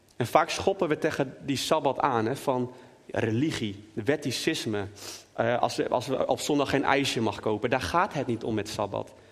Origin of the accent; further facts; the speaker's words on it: Netherlands; als Nederlander